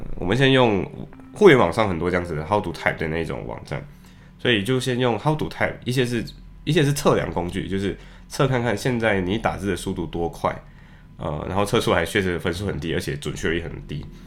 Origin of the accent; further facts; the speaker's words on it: Malaysia; accent: Malaysian English; now in Liverpool, United Kingdom; 作为马来西亚人经常会有的习惯，就是在说英语的时候很容易说成马来西亚英语